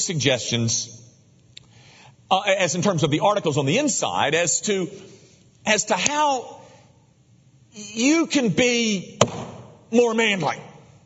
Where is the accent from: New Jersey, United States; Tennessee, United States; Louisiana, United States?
Tennessee, United States; Memphis; I was raised in Memphis as a baseball player